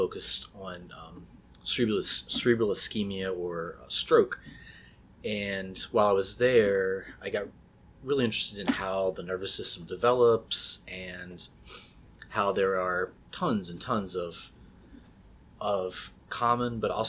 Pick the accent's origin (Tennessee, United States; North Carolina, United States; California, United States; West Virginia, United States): West Virginia, United States; moved away as an adult; also born or lived in South Carolina; I grew up in West Virginia